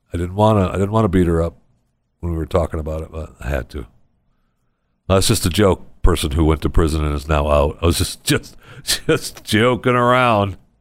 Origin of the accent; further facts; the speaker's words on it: Michigan, United States; moved away; It's going on in my home state.